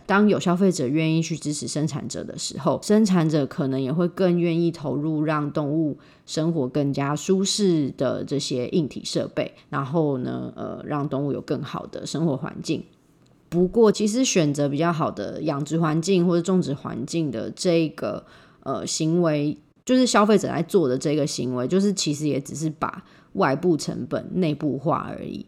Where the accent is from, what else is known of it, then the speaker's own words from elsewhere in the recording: Taiwan; 我们台湾人